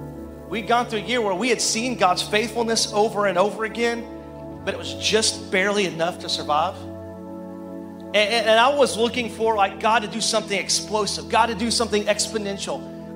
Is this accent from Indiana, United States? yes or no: no; Arkansas, United States; And our family, I didn't tell you this, but we're from Arkansas, and we just dropped in. We parachuted in.